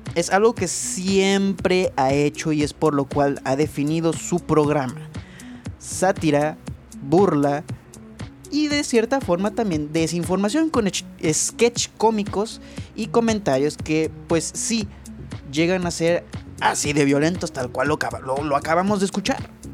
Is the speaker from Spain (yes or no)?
no; Chihuahua, Mexico; Yo soy de Chihuahua